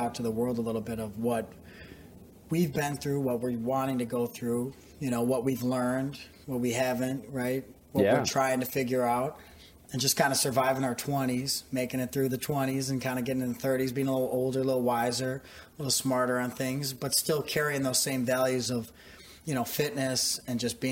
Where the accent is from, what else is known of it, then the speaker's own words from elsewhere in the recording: Northwest suburbs of Chicago, Illinois, United States; We grew up in the Northwest suburbs